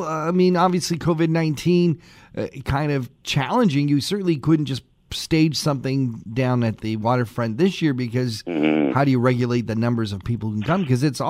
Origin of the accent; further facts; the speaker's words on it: Toronto, Ontario, Canada; moved away; I grew up in Toronto back in my days of being a youth and in a band